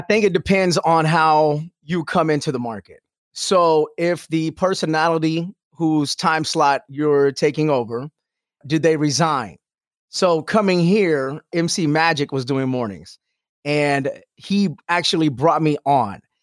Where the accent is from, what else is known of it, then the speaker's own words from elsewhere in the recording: Houston, Texas, United States; moved away as an adult; also born or lived in Albuquerque; Houston, that's my hometown